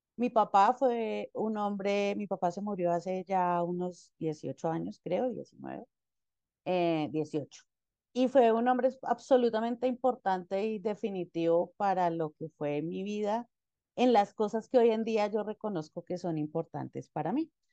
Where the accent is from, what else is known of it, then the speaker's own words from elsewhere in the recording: Ibagué, Tolima, Colombia; soy de Ibagué. Ibagué es una ciudad intermedia acá en Colombia